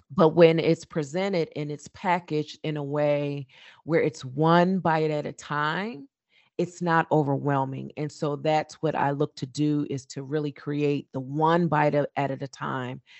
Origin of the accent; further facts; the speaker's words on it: Trenton, New Jersey, United States; growing up in my hometown of Trenton, New Jersey